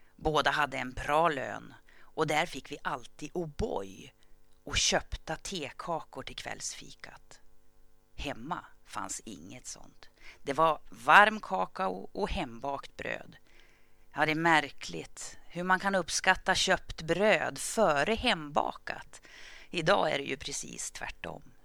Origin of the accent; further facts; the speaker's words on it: Gävle, Gävleborg County, Sweden; föddes jag under det som kom att kallas det glada 60-talet. Året var 1965 och platsen var Gävle